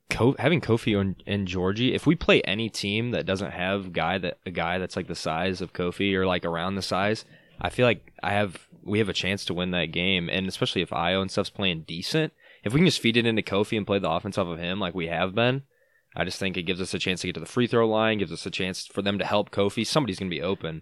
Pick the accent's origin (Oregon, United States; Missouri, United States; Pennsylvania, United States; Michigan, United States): Michigan, United States; Grand Rapids; moved away; I'm from Grand Rapids